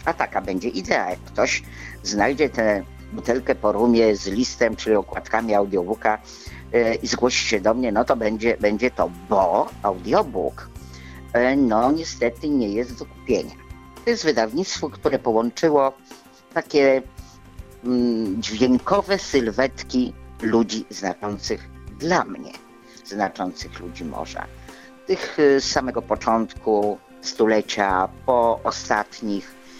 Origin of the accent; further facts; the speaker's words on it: Szczecin, West Pomeranian Voivodeship, Poland; moved away; also born or lived in Gdynia; się urodziłam w Szczecinie, także jestem szczecinianką